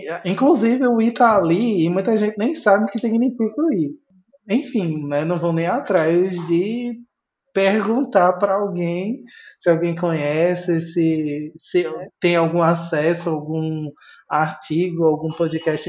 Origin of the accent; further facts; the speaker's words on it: Recife, Pernambuco, Brazil; moved away; also born or lived in Caruaru; eu sou de Recife. Não moro atualmente, mas eu vivi em Caruaru